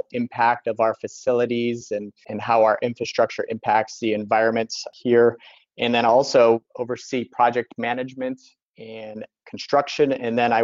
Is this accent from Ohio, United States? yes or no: yes; Northwest Ohio, United States; moved away as an adult; also born or lived in East Coast; Originally in Northwest Ohio, I grew up on the Great Lakes.